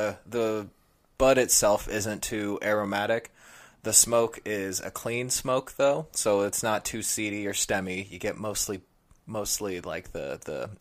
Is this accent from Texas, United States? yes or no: no; California, United States; now in New York, United States; I'm from California